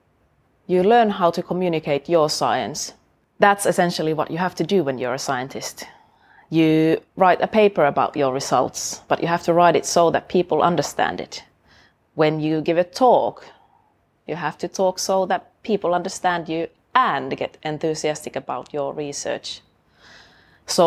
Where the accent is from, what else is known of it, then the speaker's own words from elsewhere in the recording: Oulu, North Ostrobothnia, Finland; moved away as an adult; now in Sheffield, United Kingdom; I went to study biology at the University of my hometown, Oulu, in Finland